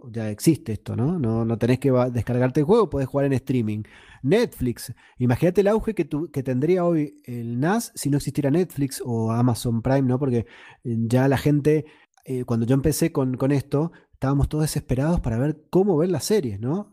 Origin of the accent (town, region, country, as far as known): Argentina; now in Mendoza, Argentina